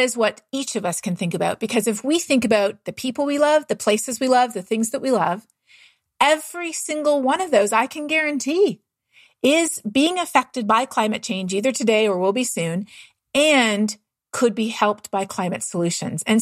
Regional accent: Toronto, Ontario, Canada; moved away; I'm from Canada myself. And I grew up running through the woods of Southern Ontario

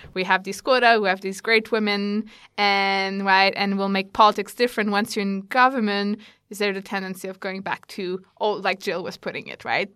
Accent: Canada; now in Australia; I'm originally Canadian, so I compare a lot Australia to Canada

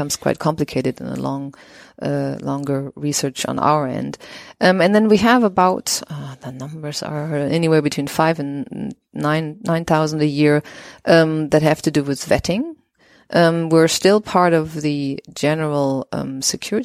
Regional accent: west of Germany near the Dutch border, western Germany, Germany; I grew up in the west of Germany near the Dutch border.

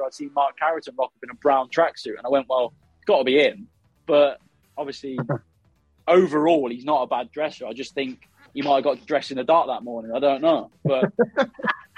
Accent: Midlands, United Kingdom; I'm from the Midlands

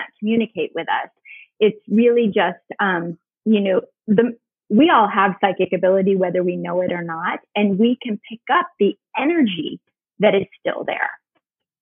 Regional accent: Northern New York, United States; now in Charleston, United States; I grew up in Northern New York as well

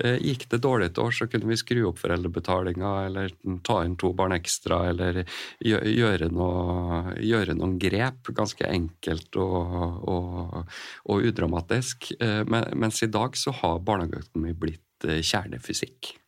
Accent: Kristiansund, Møre og Romsdal, Norway; moved away as an adult; now in Sarpsborg, Norway; jeg er jo opprinnelig fra Kristiansund

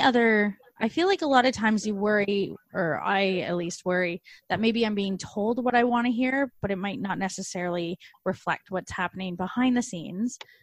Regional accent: Canada; now in Australia; I'm Canadian. When I first came to Australia here

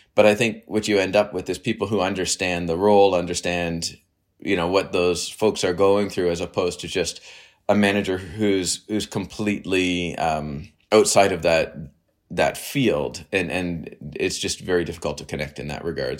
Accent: Canada; also born or lived in United States / Waterloo, Ontario; I'm Canadian. I live in, well, in Waterloo near Toronto.

